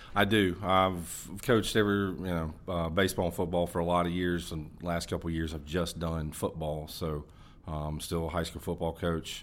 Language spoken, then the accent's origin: English; Hendersonville, North Carolina, United States; I grew up in Hendersonville, North Carolina